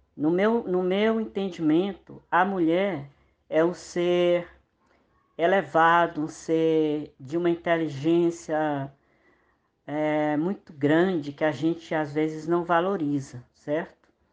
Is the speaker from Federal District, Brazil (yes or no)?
no; Maranhão, Brazil; eu sou nordestino, sou do Maranhão